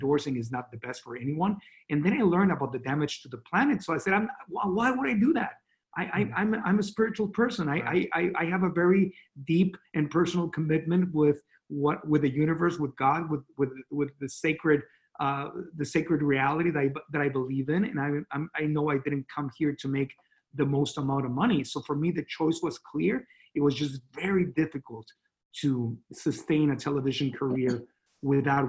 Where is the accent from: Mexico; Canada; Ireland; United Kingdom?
Mexico; accent: Latino; English is a second language; moved away as an adult; also born or lived in Miami; now in Austin, United States; I grew up in Mexico, and my English was very limited